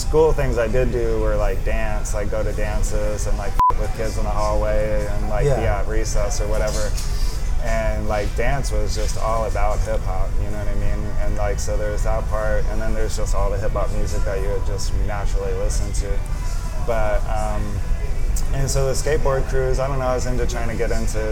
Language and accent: English; Wilmington, Delaware, United States; I'm from Wilmington, Delaware